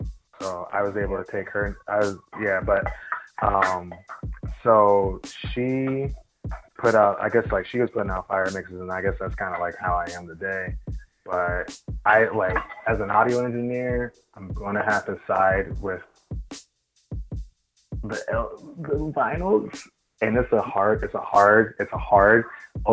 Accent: California, United States; as a Californian

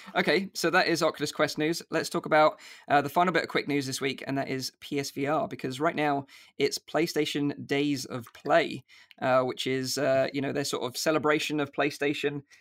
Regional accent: United Kingdom; accent: UK; my U K accent

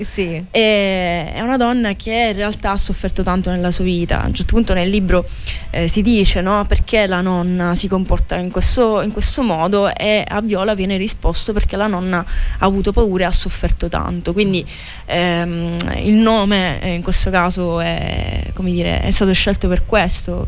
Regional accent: Scicli, Sicily, Italy; now in Catania, Italy; a Scicli, che è il mio paese di origine

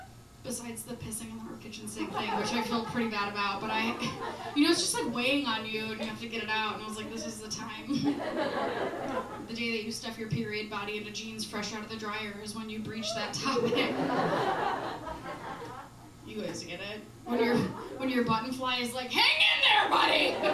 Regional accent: Midwest, United States; And I'm from the Midwest, so I was like, I gotta make him a pie.

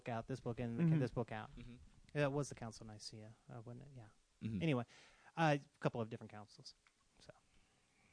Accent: Mississippi, United States; I'm from Mississippi

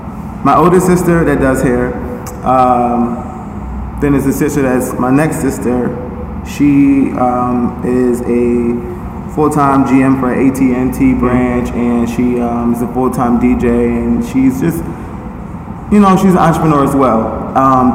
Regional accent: Philadelphia, Pennsylvania, United States; I was born and raised in North Philly.

